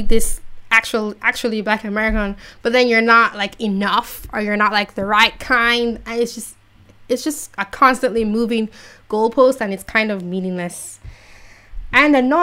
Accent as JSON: {"language": "English", "country": "Jamaica", "said": "I'm from Jamaica"}